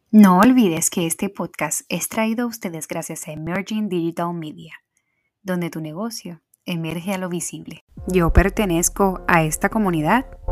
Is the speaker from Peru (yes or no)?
no; Puerto Rico; moved away as an adult; now in United States; yo soy la boricua fuera de la isla